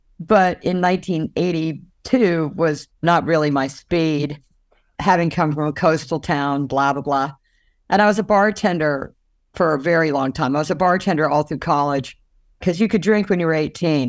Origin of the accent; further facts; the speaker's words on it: Virginia Beach, Virginia, United States; also born or lived in Fontana, California / Eastern Washington / South Carolina; So I was born in Fontana, California. And then they moved to Washington State, Eastern Washington for a second. And then they moved to South Carolina when I was about 3. And then when I was in 5th grade, we moved to Virginia Beach, Virginia